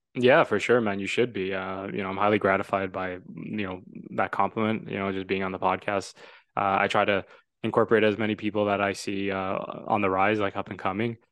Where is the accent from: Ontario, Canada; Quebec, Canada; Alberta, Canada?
Ontario, Canada; Toronto; I'm from Toronto. Love Toronto. I was born there